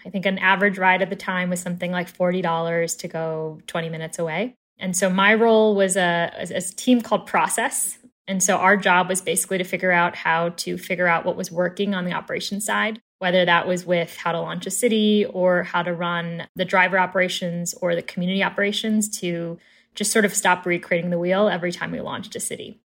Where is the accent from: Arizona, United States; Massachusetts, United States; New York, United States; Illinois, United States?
Illinois, United States; Chicago; moved away as an adult; now in Fort Collins, United States; born and raised in Chicago